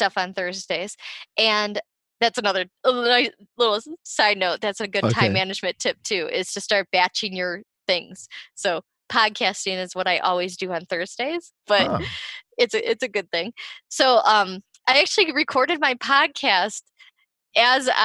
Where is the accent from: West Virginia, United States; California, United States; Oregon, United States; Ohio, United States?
Ohio, United States; I'm from Ohio too